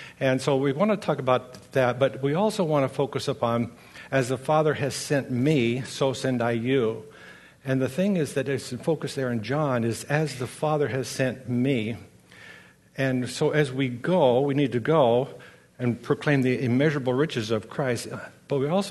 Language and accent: English; Grants Pass, Oregon, United States; now in Corvallis, United States; I grew up in Grants Pass